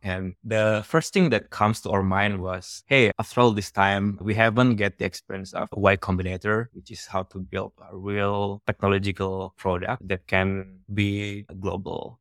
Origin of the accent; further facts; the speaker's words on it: Indonesia; first language Javanese; English is a second language; moved away; English is my third language